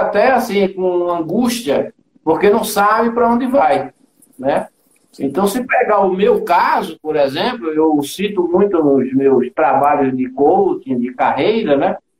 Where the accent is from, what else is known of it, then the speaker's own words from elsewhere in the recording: Recife, Pernambuco, Brazil; moved away as an adult; now in São Paulo, Brazil; eu sou de Recife, né? Hum. É, pernambucano. E vim para cá, para São Paulo, em 1983.